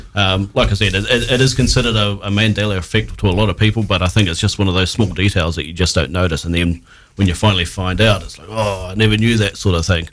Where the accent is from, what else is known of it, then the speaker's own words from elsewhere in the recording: New Zealand; as a New Zealander